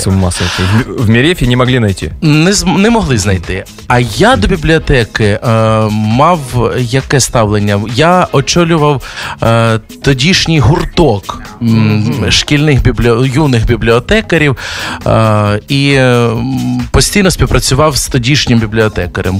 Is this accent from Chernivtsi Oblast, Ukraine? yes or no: no; Merefa, Kharkiv Oblast, Ukraine; я з невеличкого містечка Мерефа під Харковом